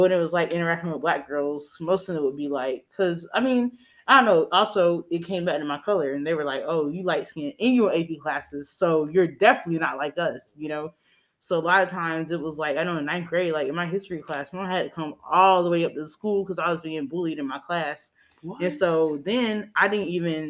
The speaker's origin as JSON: {"language": "English", "town": "Greenville", "region": "South Carolina", "country": "United States", "tie": "born or raised there", "also_born_or_lived": "Charlotte, North Carolina", "said": "I grew up in Greenville, South Carolina for the rest of my time."}